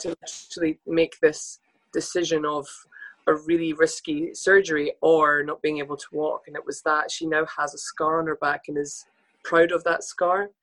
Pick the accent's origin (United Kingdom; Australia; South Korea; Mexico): United Kingdom; Scotland; as two Scottish models